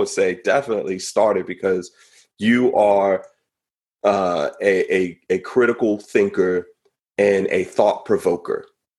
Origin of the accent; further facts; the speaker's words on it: West Coast, United States; though we're both from the West Coast, you still live in LA and I live on the East Coast now.